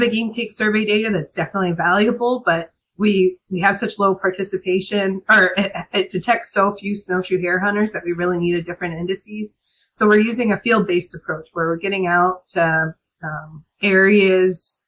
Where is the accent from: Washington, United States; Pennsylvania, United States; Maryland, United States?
Pennsylvania, United States; Harrisburg; I'm from Harrisburg